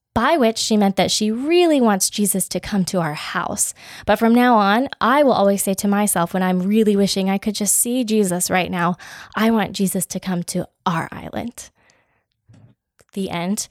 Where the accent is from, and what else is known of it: United States